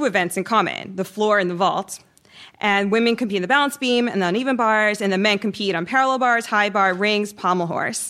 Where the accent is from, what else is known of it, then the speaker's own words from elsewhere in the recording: New York City, New York, United States; born and raised in Brooklyn